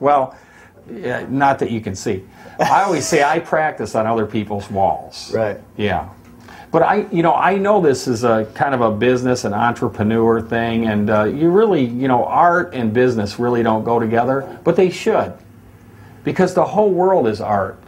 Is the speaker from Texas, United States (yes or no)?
no; Michigan, United States; moved away as an adult; also born or lived in Florida; now in Laguna Beach, United States; when I was a kid growing up in Michigan